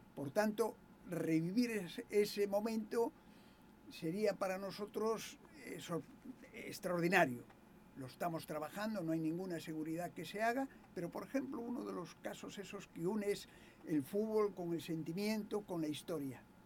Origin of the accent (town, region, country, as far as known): Galicia, Spain; moved away